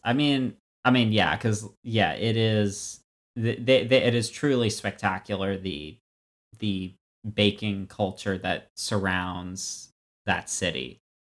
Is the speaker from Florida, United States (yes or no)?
yes; Florida, United States; now in Brookline, United States; I grew up in Florida.